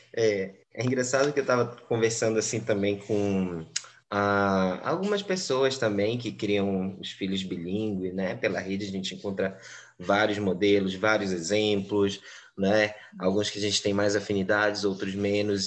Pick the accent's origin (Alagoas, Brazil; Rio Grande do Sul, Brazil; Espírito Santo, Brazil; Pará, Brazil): Pará, Brazil; Belém; Eu sou da cidade de Belém, do Pará, né, no Brasil